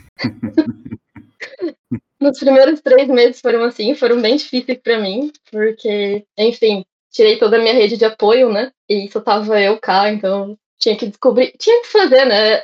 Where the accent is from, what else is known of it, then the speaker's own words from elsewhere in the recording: Cuiabá, Mato Grosso, Brazil; moved away as an adult; also born or lived in Monchique, Portugal; now in Portimão, Portugal; eu sou de Cuiabá, Mato Grosso, fica ali no, no centro do Brasil, é um inferninho a minha cidade